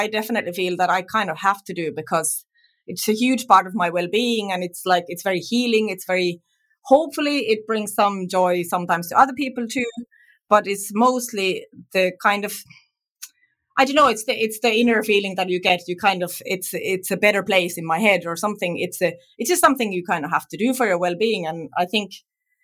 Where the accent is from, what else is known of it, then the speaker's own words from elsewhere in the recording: Tampere, Pirkanmaa, Finland; moved away as an adult; now in Ireland; my home city, so I'm from Tampere